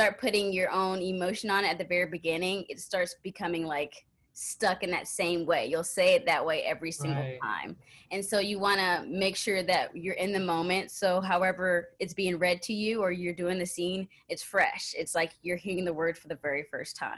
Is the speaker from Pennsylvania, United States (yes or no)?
no; Texas, United States; moved away as an adult; also born or lived in Minnesota; now in Los Angeles, United States; I'm originally from Texas, so I've spent my whole life growing up in Texas